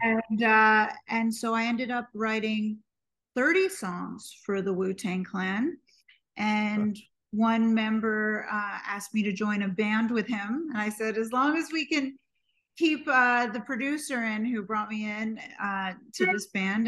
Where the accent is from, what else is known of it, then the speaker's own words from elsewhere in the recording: New York City, New York, United States; I was born and raised in New York City